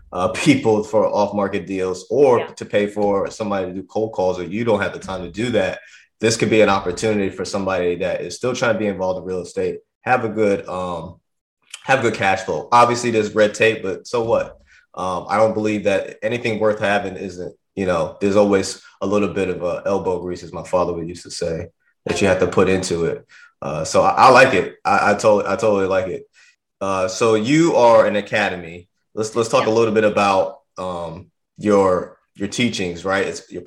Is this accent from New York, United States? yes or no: yes; New York, United States; moved away; because we're originally from New York, but we've been down here for the last 20 years, and even her friends have moved down from New York down here as well.